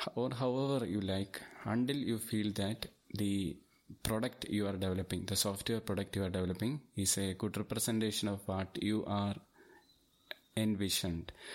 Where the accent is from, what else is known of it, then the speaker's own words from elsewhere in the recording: Thiruvananthapuram, Kerala, India; I am from Thiruvananthapuram and I have more than fourteen years experience in I T.